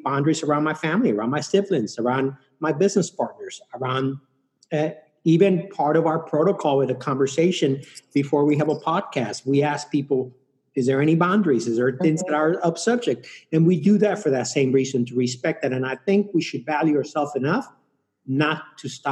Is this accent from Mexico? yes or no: yes; Mexico City, Mexico; now in United States; I'm from Mexico City. I travel a lot to Mexico City.